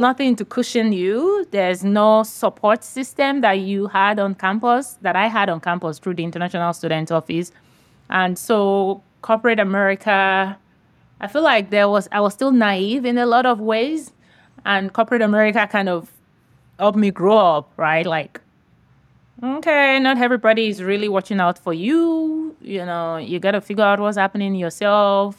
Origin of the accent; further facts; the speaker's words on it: Nigeria; now in San Diego, United States; I grew up in Nigeria, West Africa